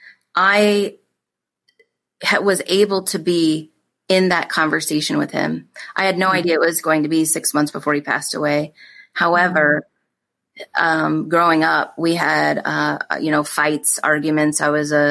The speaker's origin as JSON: {"language": "English", "region": "Iowa", "country": "United States", "tie": "born or raised there", "said": "we grew up in Iowa on a farm"}